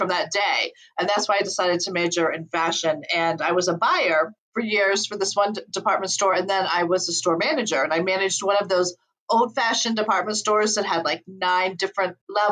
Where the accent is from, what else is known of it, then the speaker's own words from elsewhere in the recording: Ohio, United States; now in Colorado, United States; I'm originally from Ohio